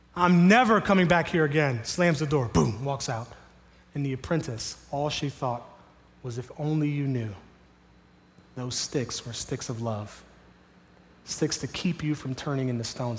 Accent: Miami, Florida, United States; now in Sarasota, United States; I grew up in Miami

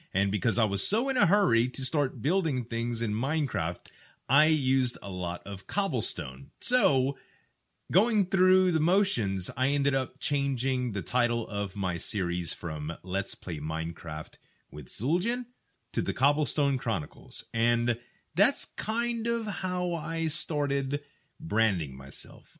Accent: the South, United States; I'm from the South, and we use a lot of slang here

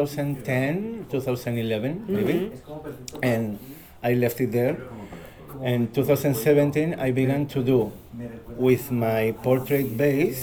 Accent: Madrid, Community of Madrid, Spain; English is a second language; also born or lived in Palma de Mallorca; I was born in Palma de Mallorca in 1984, and I grown in Madrid because I came to Madrid when I had like 3 years old

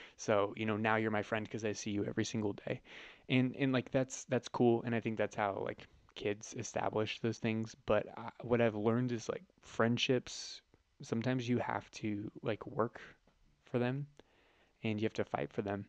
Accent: Northern California, United States; moved away as an adult; now in San Diego, United States; I was born and raised in Northern California

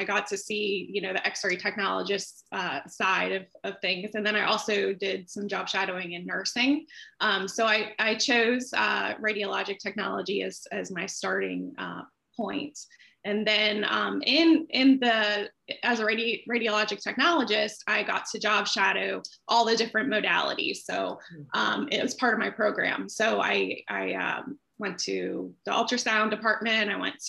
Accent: Pittsburgh, Pennsylvania, United States; now in Jacksonville, United States; I'm originally from Pittsburgh, Pennsylvania. I started my career, I currently reside in Jacksonville, Florida.

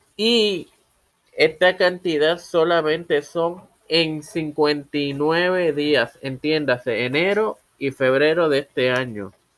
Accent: Puerto Rico; soy puertorriqueño y mi corazón va a Puerto Rico

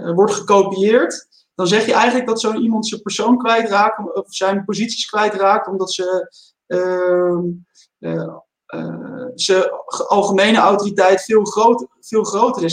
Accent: Netherlands

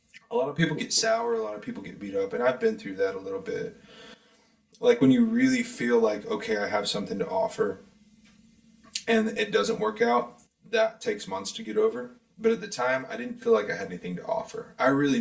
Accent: Kansas, United States; moved away as an adult; also born or lived in Carbondale, Illinois / Nashville, Tennessee; I'm from Kansas

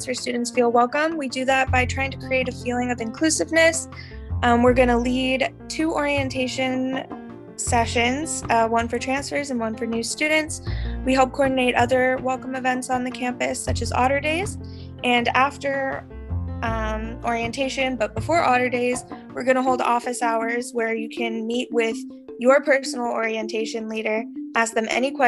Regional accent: Palos Verdes, California, United States; also born or lived in Santa Barbara, California; my hometown is Palos Verdes, California

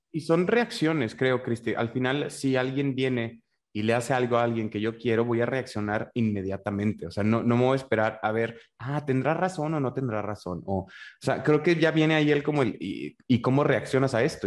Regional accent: northern Mexico, Mexico; por norteño

